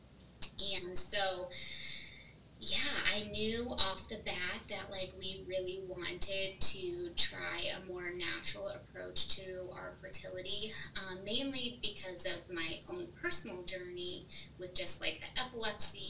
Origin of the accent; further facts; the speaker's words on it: Northwest Indiana, United States; moved away as an adult; also born or lived in Nashville, Tennessee; now in Noblesville, United States; I grew up in Northwest Indiana